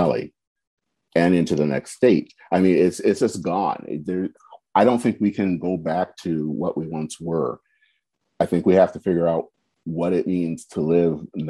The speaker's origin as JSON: {"language": "English", "country": "United States", "said": "being African-American"}